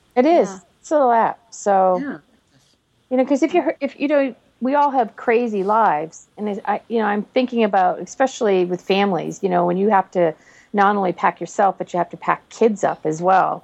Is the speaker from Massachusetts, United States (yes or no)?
yes; near Boston, Massachusetts, United States; moved away; also born or lived in Oregon; I was born in Massachusetts, not very far from Boston. And so I don't have a Boston accent